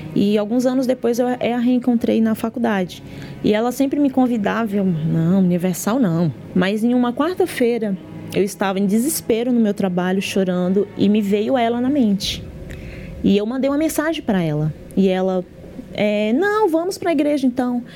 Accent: Brasília, Federal District, Brazil; sou de Brasília, Distrito Federal

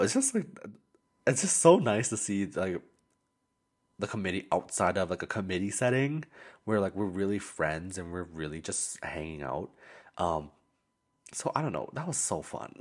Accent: Alberta, Canada; moved away as an adult; also born or lived in Calgary; now in Vancouver, Canada; I'm from Alberta, right? We don't have no ocean

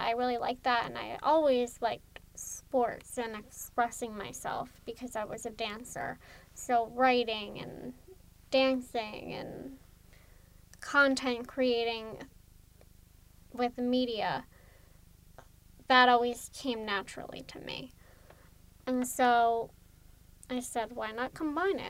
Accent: Gilbertsville, Pennsylvania, United States; I'm from Gilbertsville, Pennsylvania, which is a small suburban town outside of Philly.

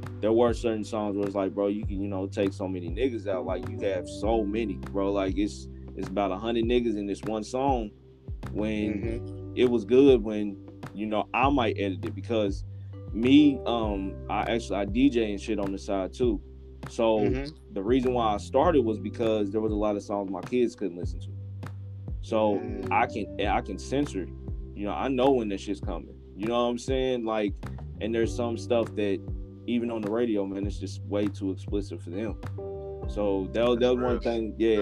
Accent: Louisville, Kentucky, United States; also born or lived in Indianapolis, Indiana; I was raised in Louisville

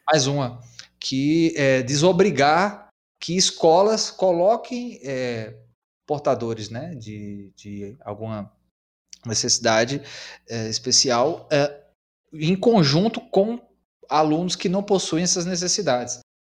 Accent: São Francisco Valley, Brazil; nós somos aqui da região do Vale do São Francisco

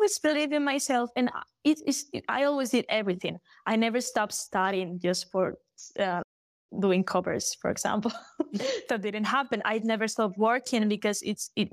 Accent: A Coruña, Galicia, Spain; first language Galician; English is a second language; when I went back to Coruña, to my hometown

